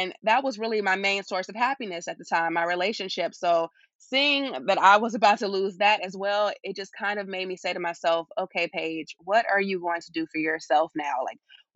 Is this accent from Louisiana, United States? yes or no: no; Chicago, Illinois, United States; moved away as an adult; now in London, United Kingdom; My hometown is Chicago, Illinois, and I was 26 when I left.